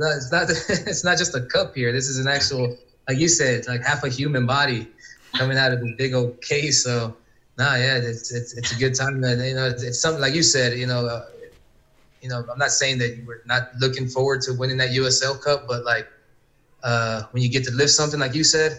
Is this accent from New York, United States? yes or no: no; Texas, United States; growing up in Texas